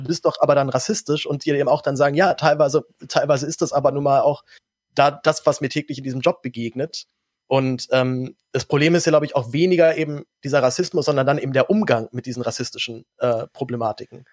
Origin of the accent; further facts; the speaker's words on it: Berlin, Germany; auch als Berliner